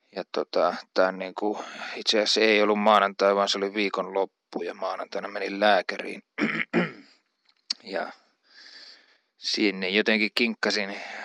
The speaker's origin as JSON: {"language": "Finnish", "town": "Uurainen", "region": "Central Finland", "country": "Finland", "tie": "born or raised there", "also_born_or_lived": "Jyväskylä", "said": "Keski-Suomessa, josta olen kotoisin"}